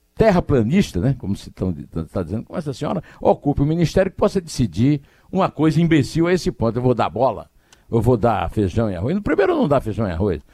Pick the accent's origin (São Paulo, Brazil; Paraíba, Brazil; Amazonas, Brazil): Paraíba, Brazil; Campina Grande; lá na minha cidade, lá em Campina Grande